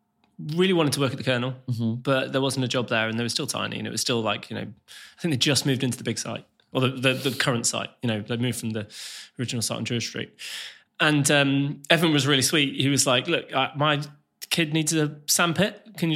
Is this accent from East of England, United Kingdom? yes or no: no; West Midlands, United Kingdom; so me and Logan didn't know each other growing up, but we're from a very similar place. Like, we're both from the Black Country.